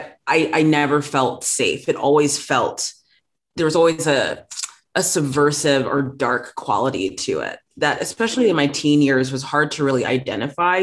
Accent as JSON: {"language": "English", "country": "South Africa", "tie": "born or raised there", "moved": "yes", "said": "I grew up in South Africa for a good chunk of my life shortly after apartheid ended."}